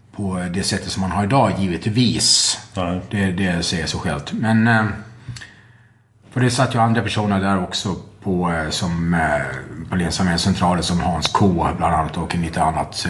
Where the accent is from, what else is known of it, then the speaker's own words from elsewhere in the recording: Gotland, Sweden; jag är gotlänning